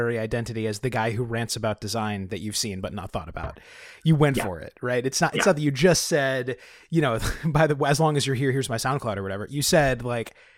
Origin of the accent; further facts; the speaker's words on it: California, United States; I am from California and all vowels eventually flatten into a single monovowel